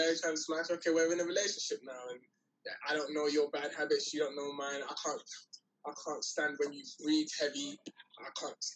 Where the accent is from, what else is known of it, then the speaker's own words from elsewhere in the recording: London, United Kingdom; I'm from London. I don't know how it works out there.